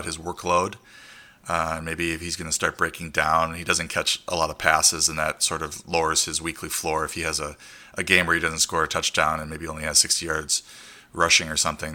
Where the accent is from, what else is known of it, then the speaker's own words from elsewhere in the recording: Milwaukee, Wisconsin, United States; moved away; I grew up in the suburbs of Milwaukee